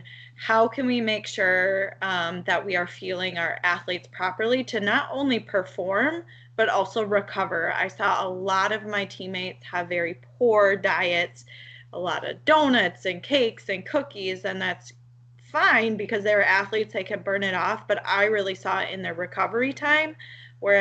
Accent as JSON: {"language": "English", "region": "Minnesota", "country": "United States", "also_born_or_lived": "Dallas, Texas", "accent": "Minnesota", "said": "I am actually from Minnesota"}